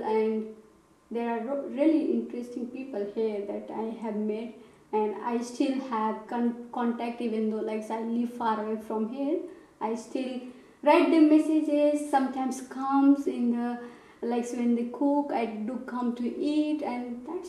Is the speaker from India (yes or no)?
yes; India; moved away as an adult; now in Berlin, Germany; I come from India. I came in Berlin in like this year in April